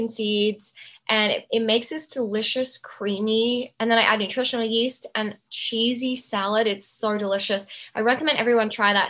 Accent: Outback, Australia; where I grew up in Outback Australia with the Indigenous people

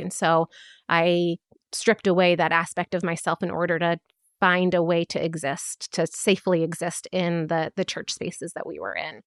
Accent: United States; I am a first generation Palestinian born and raised in America

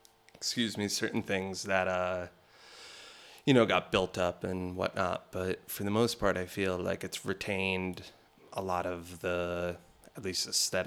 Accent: New Jersey, United States; I grew up in New Jersey, coming out here in New York

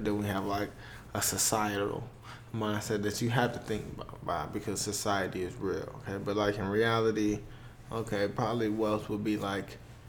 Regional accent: Miami, Florida, United States; I'm from Miami.

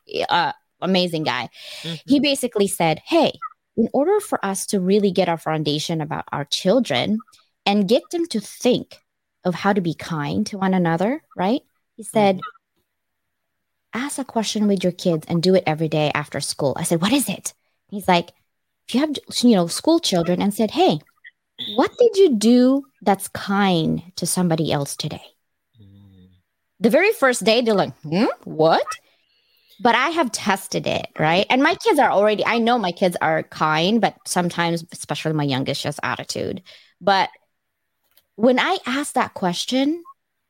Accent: Philippines; I'm Chinese Filipino, but like literally I can speak the Visayan and Tagalog language and Filipino

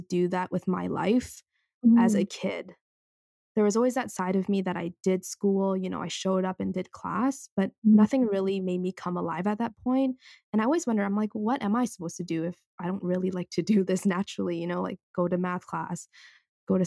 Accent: Vancouver, British Columbia, Canada; I'm born and raised in Vancouver

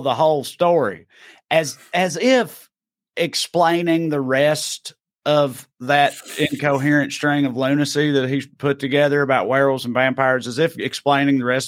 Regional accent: Georgia, United States; I'm from Georgia.

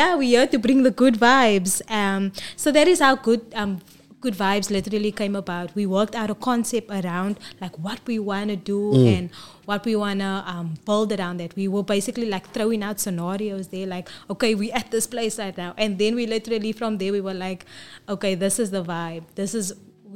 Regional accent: Cape Town, Western Cape, South Africa; I've been there my whole life. The church people, everybody literally knows who I am. So I'm proud to say I'm from Bishop Lavis

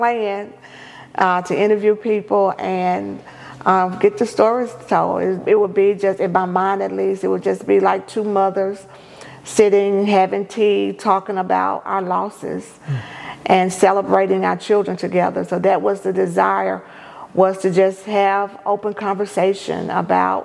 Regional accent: Prentiss, Mississippi, United States; now in Jackson, United States; my hometown, which is Jefferson Davis County, Apprentice, Mississippi

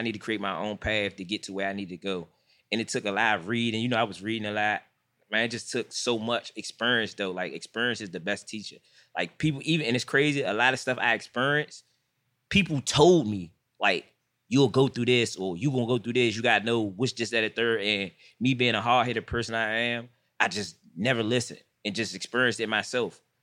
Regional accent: Washington, District of Columbia, United States; I'm from Washington, D C. I'm, I'm from Southeast

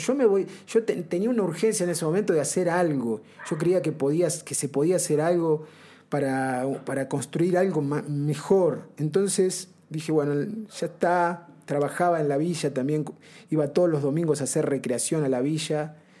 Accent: Banfield, Buenos Aires Province, Argentina; moved away as an adult; yo volví a, la Argentina

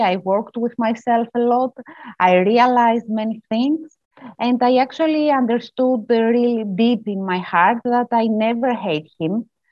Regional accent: Greece; I'm from Greece

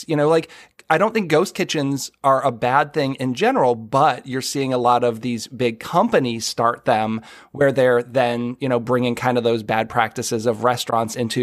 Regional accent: Boston, Massachusetts, United States; now in Maryland, United States; As a Northerner, I grew up in the Boston area.

